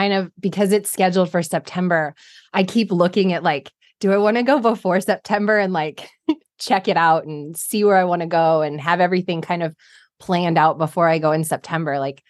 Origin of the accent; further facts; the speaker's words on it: Midwest, United States; I'm from the Midwest. I'm in Nebraska